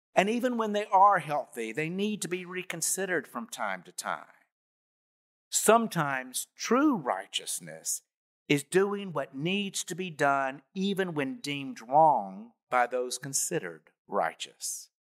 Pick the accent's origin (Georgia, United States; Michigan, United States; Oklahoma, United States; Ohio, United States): Georgia, United States; Bainbridge; I was born in Bainbridge, Georgia on May twenty nineteen something